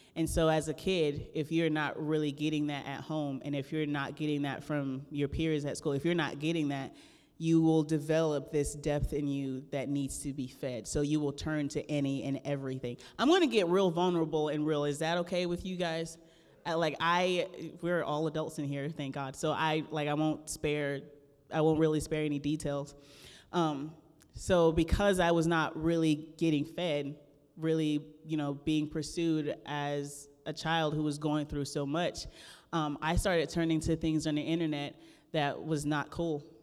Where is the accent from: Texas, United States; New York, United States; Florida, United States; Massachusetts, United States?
Florida, United States; the Everglades, South; I'm originally from the Everglades of South Florida